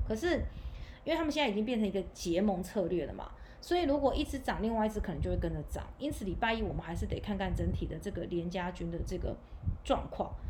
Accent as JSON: {"language": "Chinese", "country": "Taiwan", "said": "我们台湾这边"}